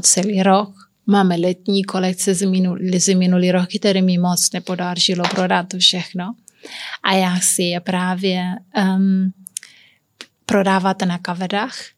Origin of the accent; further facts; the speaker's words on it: Santiago, Cape Verde; Czech is a second language; moved away as an adult; also born or lived in Liberec, Czech Republic; now in Czech Republic; já jsem se narodila na kaverách, ale já nejsem um, úplně kapverdianka, protože já jsem mix. A i když jsem tam se bydlela od 17 do 17 let